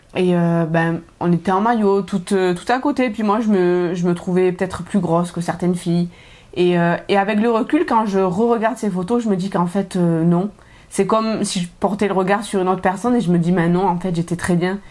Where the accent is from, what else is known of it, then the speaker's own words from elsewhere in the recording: south of France, France; moved away as an adult; now in Montreal, Canada; je viens du sud de la France.